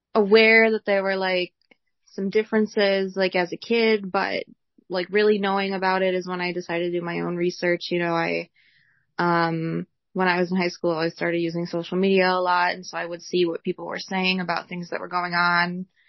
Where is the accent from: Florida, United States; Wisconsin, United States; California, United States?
Wisconsin, United States; I'm from Wisconsin. I've lived here my whole life